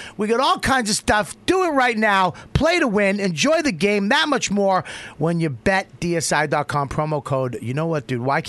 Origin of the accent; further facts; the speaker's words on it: Boston, Massachusetts, United States; I'm from Boston. I say media.